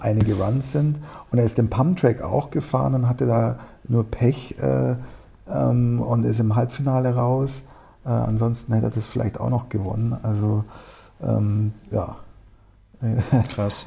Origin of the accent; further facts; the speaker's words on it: Munich, Bavaria, Germany; komme aus München, bin, hier, äh, bin auch in München geboren